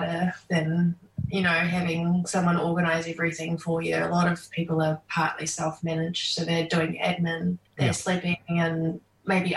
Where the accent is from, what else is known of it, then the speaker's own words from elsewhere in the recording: New Zealand; playing in my home country